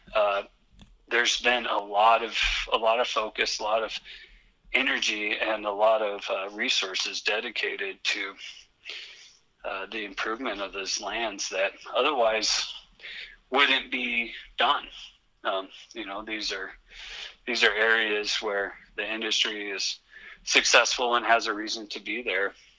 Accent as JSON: {"language": "English", "region": "Western Colorado", "country": "United States", "tie": "born or raised there", "said": "I grew up with it in Western Colorado"}